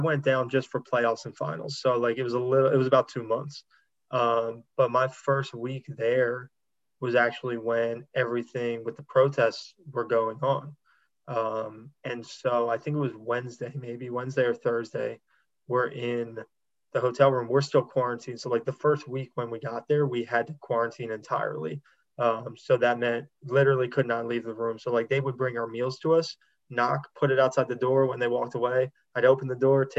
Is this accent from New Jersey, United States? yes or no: yes; Wildwood, New Jersey, United States; I'm from Wildwood, New Jersey. So Frank Vogel actually graduated from my high school